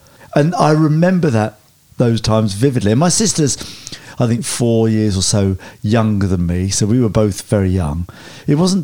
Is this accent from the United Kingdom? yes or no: yes; Sevenoaks, South East England, United Kingdom; I was born in 66 in Sevenoaks in Kent.